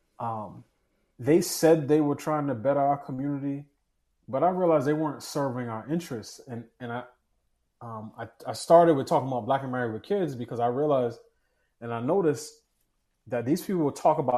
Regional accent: New York City, New York, United States; I grew up in New York City, so there's no Republicans

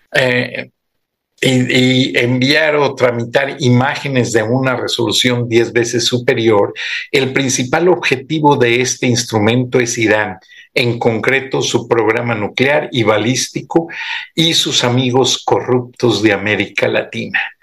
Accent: Mexico; somos los mismos mexicanos, los de aquí y los de allá

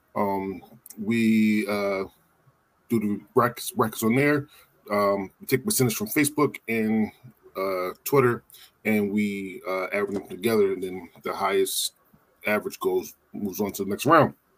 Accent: Philadelphia, Pennsylvania, United States; I grew up in Philly

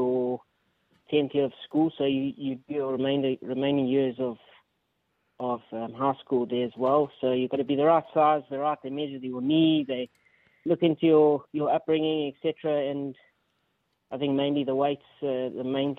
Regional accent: Johannesburg, Gauteng, South Africa; moved away as an adult; also born or lived in Durban; now in Australia; I was born in Johannesburg. Was raised in Johannesburg for a long time, and then made my transition down to Durban

